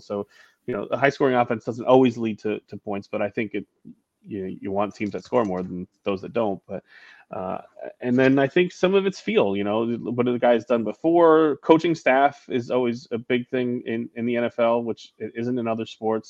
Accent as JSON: {"language": "English", "region": "New York", "country": "United States", "tie": "born or raised there", "said": "growing up in New York"}